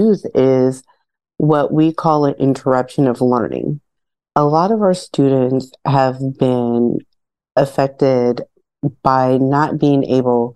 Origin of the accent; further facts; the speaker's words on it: Illinois, United States; moved away as an adult; now in California, United States; I am originally from Illinois.